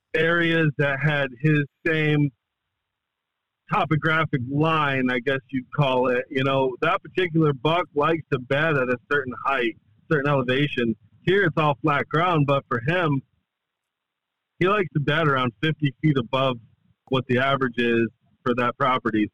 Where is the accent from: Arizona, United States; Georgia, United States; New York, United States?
New York, United States; Adirondacks, upstate; born or raised there; moved away as an adult; now in the Carolinas, United States